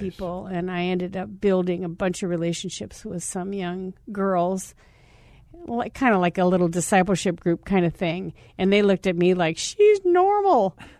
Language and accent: English; Scottsdale, Arizona, United States; I'm a kid from Scottsdale. I'm a cheerleader. I was the homecoming queen at Scottsdale High School